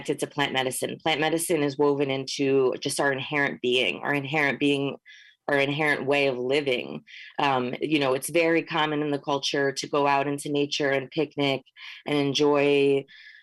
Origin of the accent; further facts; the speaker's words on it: Hudson Valley, New York, United States; moved away as an adult; also born or lived in Northern California; I grew up in the Mahicantuck Valley, which is commonly known as the Hudson Valley